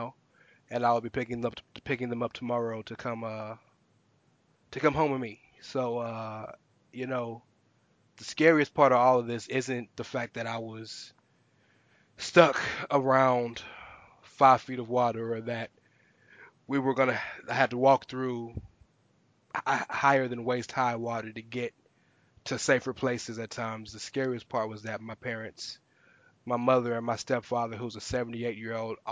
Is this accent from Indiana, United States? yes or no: no; Houston, Texas, United States; also born or lived in Galena Park, Texas; I'm born and raised in Houston